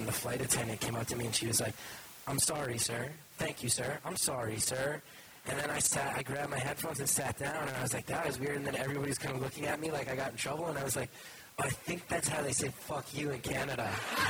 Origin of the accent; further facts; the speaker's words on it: New Jersey, United States; I grew up in North Jersey